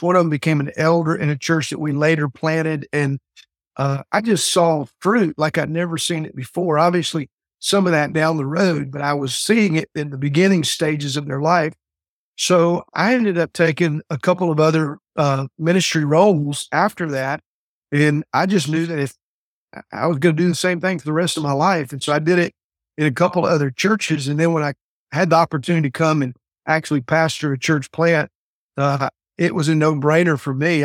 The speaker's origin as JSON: {"language": "English", "region": "the South", "country": "United States", "tie": "born or raised there", "also_born_or_lived": "Fort Worth, Texas", "said": "I came back to, uh, really kind of my home state, real close to my hometown"}